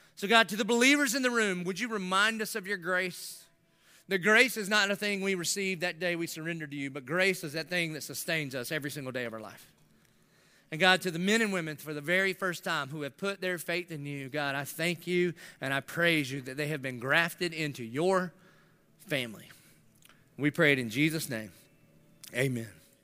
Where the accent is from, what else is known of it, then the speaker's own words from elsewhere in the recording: the South, United States; I grew up in the South.